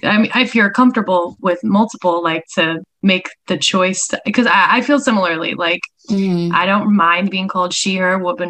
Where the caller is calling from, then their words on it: Los Angeles, California, United States; Yes, I'm here in sunny LA.